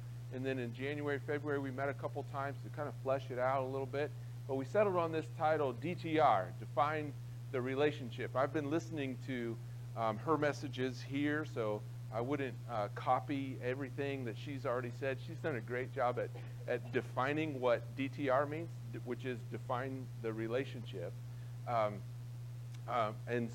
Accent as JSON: {"language": "English", "town": "Croton", "region": "Ohio", "country": "United States", "tie": "born or raised there", "said": "I grew up in Licking County, out in a little town called Croton."}